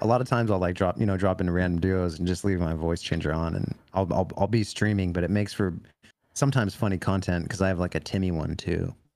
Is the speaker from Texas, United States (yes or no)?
no; California, United States; growing up in California